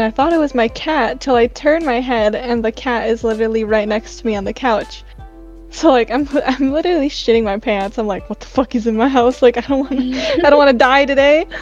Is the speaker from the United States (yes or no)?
no; Philippines; I'm Filipino, so like I grew up with like a Catholic household